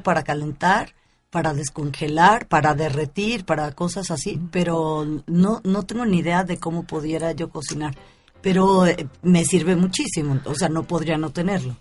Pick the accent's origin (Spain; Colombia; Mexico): Mexico; soy mexicana